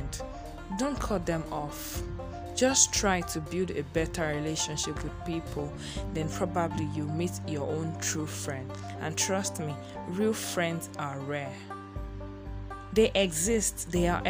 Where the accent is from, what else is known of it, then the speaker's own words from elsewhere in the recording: Nigeria; As a Nigerian person, as a Nigerian girl, as a Nigerian woman that I am